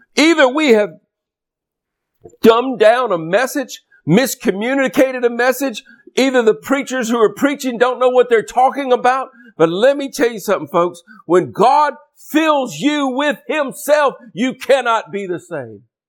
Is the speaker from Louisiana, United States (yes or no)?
yes; Louisiana, United States; I'm from Louisiana down here in the Gulf States region.